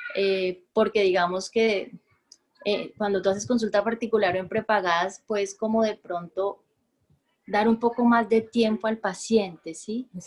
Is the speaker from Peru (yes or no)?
no; Bogotá, Colombia; moved away as an adult; now in Barranquilla, Colombia; nací en la ciudad de Bogotá